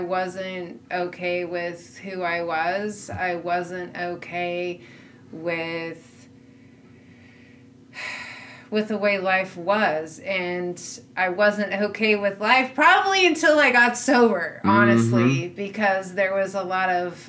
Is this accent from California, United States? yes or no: yes; Southern California, United States; born or raised there; now in Minnesota, United States